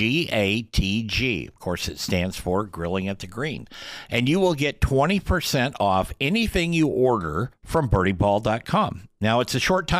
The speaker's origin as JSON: {"language": "English", "town": "Portland", "country": "United States", "said": "We're both from the Portland area"}